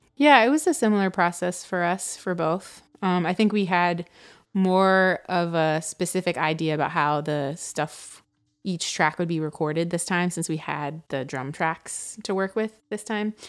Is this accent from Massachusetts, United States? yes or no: no; Atlanta, Georgia, United States; moved away; also born or lived in Brooklyn; when I was growing up in Atlanta